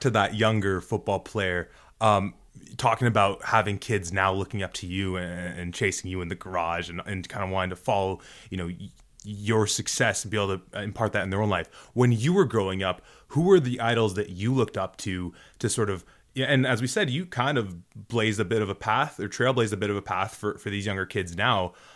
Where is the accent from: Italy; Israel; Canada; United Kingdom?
Canada; Toronto, Ontario; we're from Toronto, so we see it here